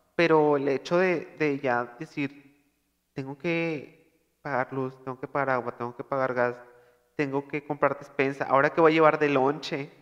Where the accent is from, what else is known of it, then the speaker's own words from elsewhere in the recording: Monterrey, Nuevo León, Mexico; accent: regio; yo soy regio